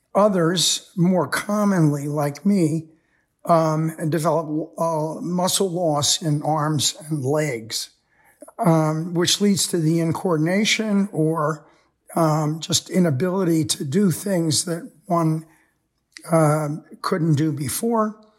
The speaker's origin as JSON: {"language": "English", "country": "United States", "tie": "born or raised there", "said": "most of us growing up in America"}